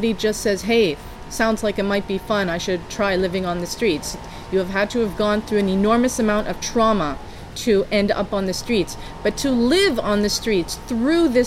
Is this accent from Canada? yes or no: yes; Saskatchewan, Canada; now in Montreal, Canada; I'm a Cree from Saskatchewan, Treaty 6